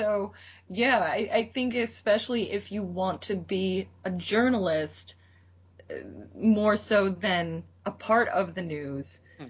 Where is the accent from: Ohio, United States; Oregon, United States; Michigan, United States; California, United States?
Ohio, United States; Cleveland; Well, I'm from Cleveland, so driving in snow